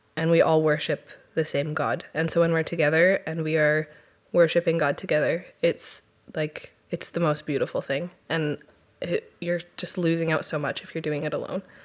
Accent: Chilliwack, British Columbia, Canada; born or raised there; also born or lived in Powell River, British Columbia / Theodosia, British Columbia

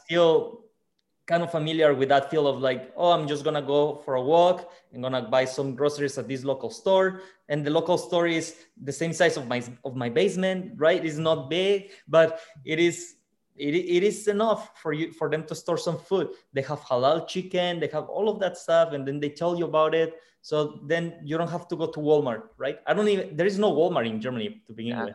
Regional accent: Mexico; moved away; in my hometown or in mexico it is a very family tradition to spend christmas

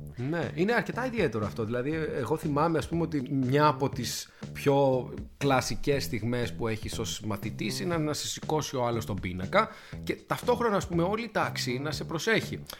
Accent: Athens, Attica, Greece; ένα παιδί που μεγάλωσε στην Αθήνα

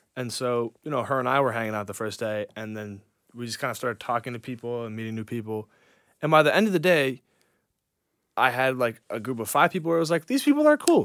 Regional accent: New York, United States; moved away; And I'm from New York

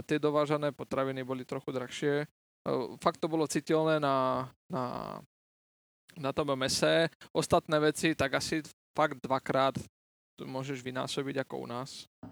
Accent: Martin, Žilina Region, Slovakia; now in Czech Republic; v našom rodisku v Martine

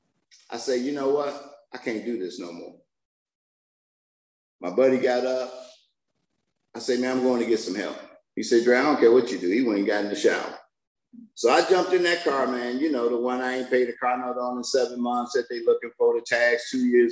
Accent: Detroit, Michigan, United States; I'm from Detroit

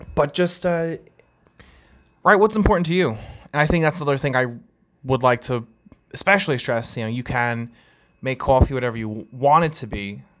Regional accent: Long Island, New York, United States; accent: New York accent, Long Island accent; I'm from New York as well, so uh, you know, growing up, coffee, right? You can kind of tell how I say the word is um, with the New York accent, Long Island, or that Long Island accent

